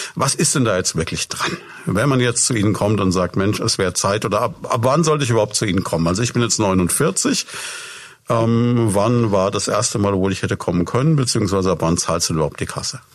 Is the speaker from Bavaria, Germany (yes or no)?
yes; Würzburg, Bavaria, Germany; ich bin selber auch Würzburger